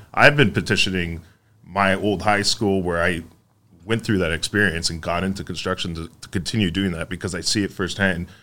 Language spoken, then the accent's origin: English; Mississauga, Ontario, Canada; I grew up in Mississauga